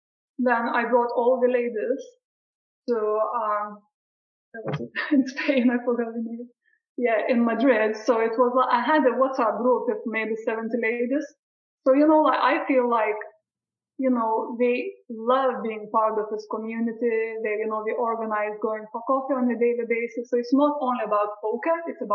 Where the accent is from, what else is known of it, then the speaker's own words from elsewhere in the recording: Brighton, South East England, United Kingdom; once when I played in Brighton, back to my hometown where I was studying, we had a live event there